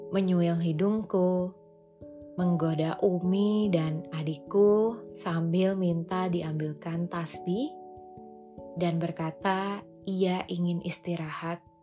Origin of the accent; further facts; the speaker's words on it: Jambi, Indonesia; now in Jakarta, Indonesia; Pulanglah aku ke Jambi, kota kelahiranku.